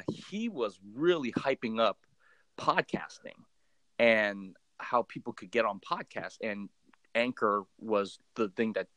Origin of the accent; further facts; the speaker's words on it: Oakland, California, United States; first language Cantonese; English is a second language; growing up in Oakland, California.